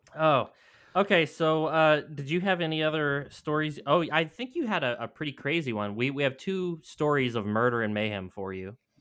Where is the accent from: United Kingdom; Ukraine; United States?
United States; New Mexico; New Mexico, my home state